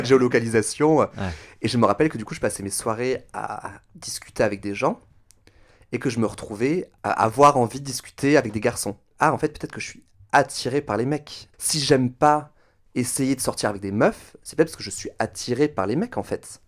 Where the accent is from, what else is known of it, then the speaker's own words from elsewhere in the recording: Toulouse, Occitania, France; je suis né à Toulouse, dans le magnifique département de la Haute-Garonne, dans la région Midi-Pyrénées